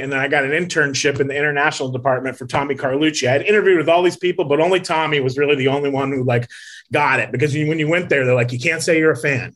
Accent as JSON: {"language": "English", "town": "Las Vegas", "region": "Nevada", "country": "United States", "tie": "born or raised there", "also_born_or_lived": "Connecticut", "said": "But then I moved to Las Vegas as a kid"}